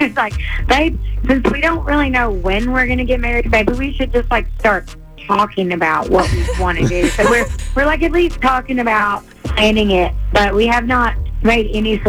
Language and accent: English; Rockville, Georgia, United States; I'm from Rockville, Georgia, originally.